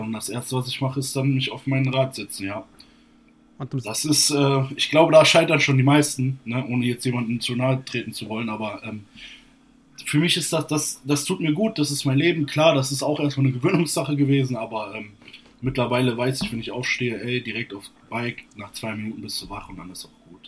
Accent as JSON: {"language": "German", "town": "Borken", "region": "Hesse", "country": "Germany", "tie": "born or raised there", "lives_now": "Kassel, Germany", "said": "ich komme eigentlich gebürtig nicht aus Kassel, sondern ähm, 40 Kilometer südlich von Kassel, aus einer kleinen Stadt, Borken heißt sie. Und ähm, habe dort gewohnt, bis ich 19, nein, bis 20 war"}